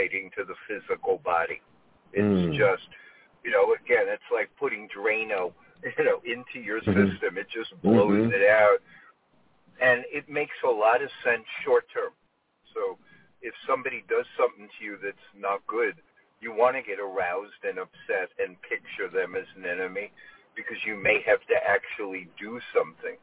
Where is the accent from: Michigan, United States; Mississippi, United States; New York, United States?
New York, United States; New York City; moved away as an adult; now in California, United States; I was born in the Bronx, you know, generations of people from New York